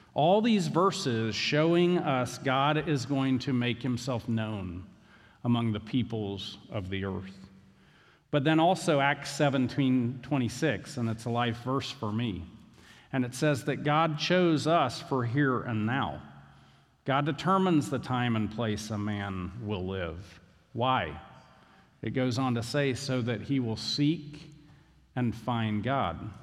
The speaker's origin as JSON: {"language": "English", "town": "Valdosta", "region": "Georgia", "country": "United States", "tie": "born or raised there", "said": "I grew up in Valdosta. I barely can speak English."}